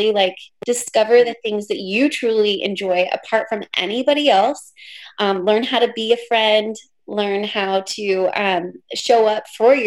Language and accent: English; Pacific Northwest, United States; I'm from the Pacific Northwest.